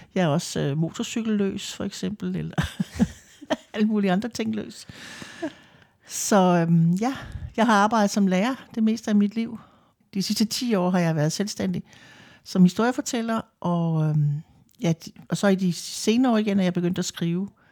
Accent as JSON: {"language": "Danish", "area": "Lolland", "region": "Zealand", "country": "Denmark", "moved": "yes", "lives_now": "Vordingborg, Denmark", "said": "Jeg kommer fra Lolland. Bor mm. i Vordingborg. Har gjort det i rigtig mange år."}